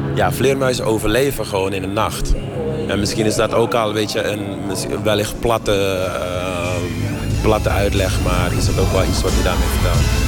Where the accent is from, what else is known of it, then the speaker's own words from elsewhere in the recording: Suriname; moved away; Ik ben in Suriname geboren